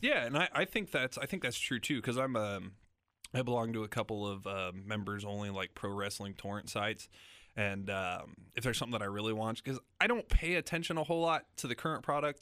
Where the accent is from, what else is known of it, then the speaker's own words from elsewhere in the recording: Lincoln, Nebraska, United States; moved away as an adult; also born or lived in Salina, Kansas; now in Kansas City, United States; I was born outside of Lincoln, New York, but I, I grew up in Lincoln